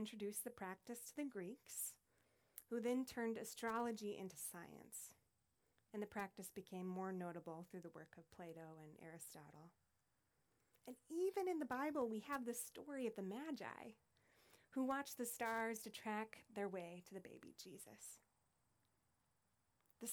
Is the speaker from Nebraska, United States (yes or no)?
yes; Deshler, Nebraska, United States; now in New York, United States; I grew up in Nebraska in a small farming community of 900 people called Deschler.